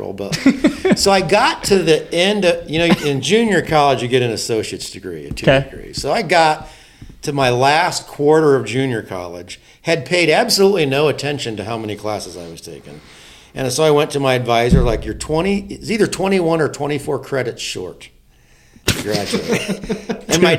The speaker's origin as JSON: {"language": "English", "town": "Silver Lake", "region": "Indiana", "country": "United States", "tie": "born or raised there", "said": "grew up in a really good home, small farm in Indiana."}